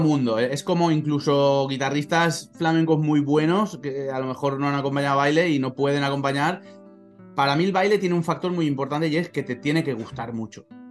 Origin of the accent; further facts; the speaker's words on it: Valencian Community, Spain; como buen valenciano